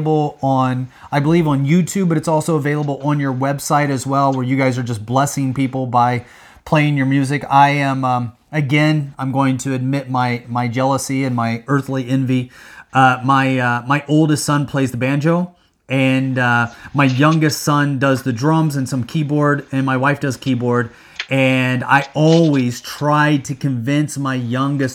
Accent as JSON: {"language": "English", "region": "Midwest", "country": "United States", "tie": "born or raised there", "also_born_or_lived": "Hong Kong", "moved": "yes", "said": "I grew up in the Midwest in a farming area"}